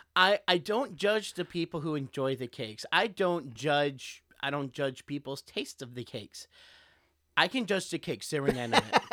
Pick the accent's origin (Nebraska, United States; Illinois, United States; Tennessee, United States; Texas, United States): Texas, United States; moved away as an adult; I grew up in Texas